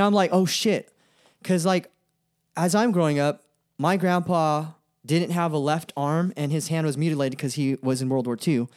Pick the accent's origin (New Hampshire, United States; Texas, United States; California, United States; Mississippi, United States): California, United States; Stockton; also born or lived in Sacramento; I grew up in Stockton. I was born in, I was born in Stockton.